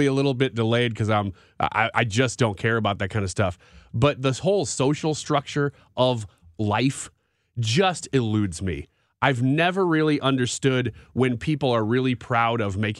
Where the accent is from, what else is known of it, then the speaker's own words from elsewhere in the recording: St. Louis, Missouri, United States; I'm from St. Louis